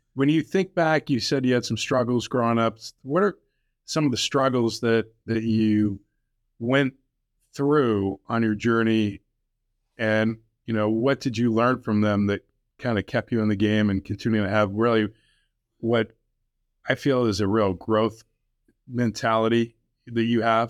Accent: Illinois, United States; I was a rabid, uh, Bulls fan growing up in Illinois

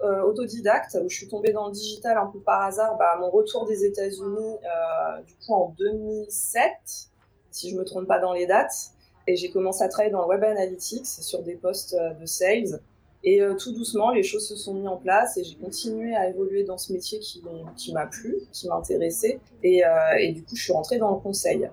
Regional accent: Paris suburbs, Île-de-France, France; j'ai toujours grandi en banlieue parisienne

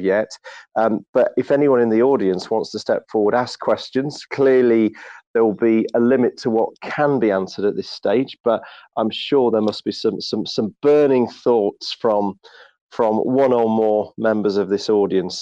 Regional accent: United Kingdom; I'm being British

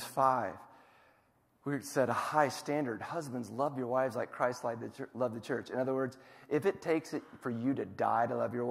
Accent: Iowa, United States; now in Tulsa, United States; I'm from Iowa, so we don't. It's a very different culture there than here. But I've been in Tulsa for 27 years, maybe

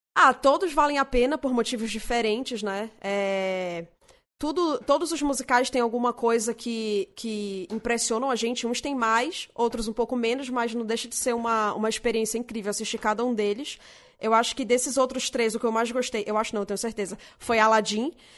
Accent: Manaus, Amazonas, Brazil; moved away as an adult; now in São Paulo, Brazil; É, eu sou de Manaus, eu tô morando em São Paulo desde 2015.

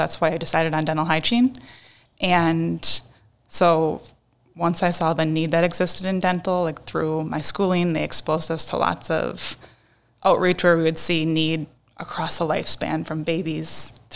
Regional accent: Appleton, Wisconsin, United States; I grew up in Appleton, Wisconsin

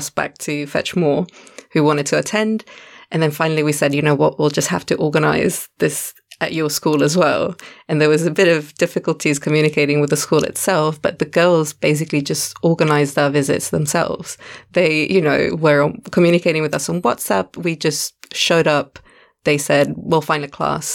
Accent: Italy; moved away as an adult; now in Cape Town, South Africa; I'm originally from Italy, and I've been here in Cape Town for 3 years now

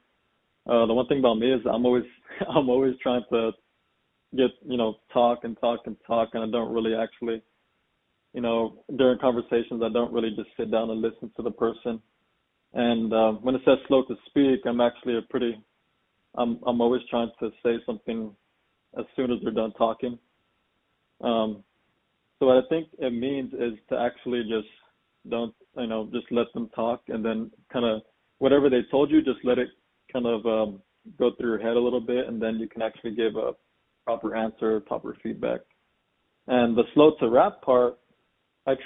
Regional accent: San Antonio, Texas, United States; I'm from San Antonio, Texas.

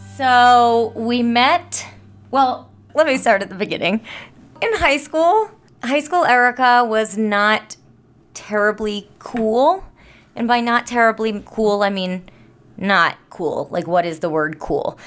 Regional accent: New Jersey, United States; I'm from South Jersey

